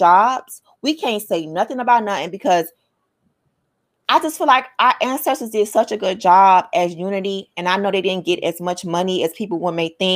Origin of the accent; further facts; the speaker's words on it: United States; I'm Black American.